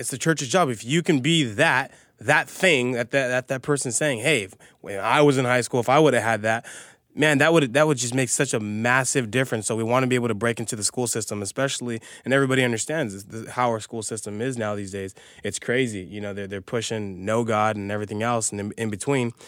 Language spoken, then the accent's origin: English; Azusa, California, United States; I grew up in Azusa, I live in Azusa.